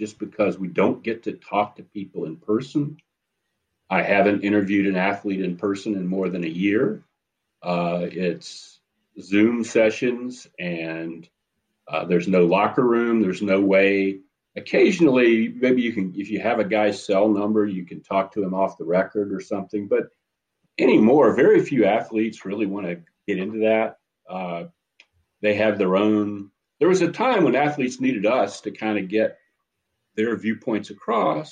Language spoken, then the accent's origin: English; Charlotte, North Carolina, United States; moved away; also born or lived in Philadelphia; I was from Charlotte. There was a minor league team in Charlotte when I was growing up